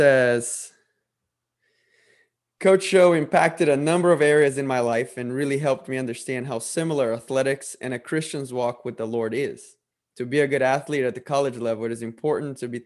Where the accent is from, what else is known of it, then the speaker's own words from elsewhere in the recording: Brazil; moved away as an adult; I'm originally from Brazil, and I grew up in a Catholic family.